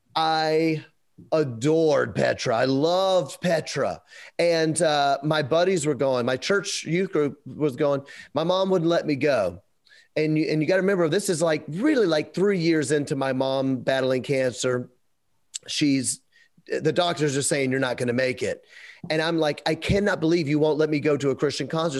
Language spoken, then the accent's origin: English; Memphis, Tennessee, United States; We're from Memphis